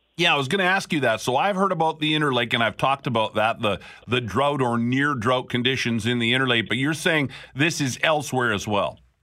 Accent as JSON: {"language": "English", "town": "Picture Butte", "region": "Alberta", "country": "Canada", "tie": "born or raised there", "moved": "yes", "lives_now": "Manitoba, Canada", "said": "I grew up in Picture Butte."}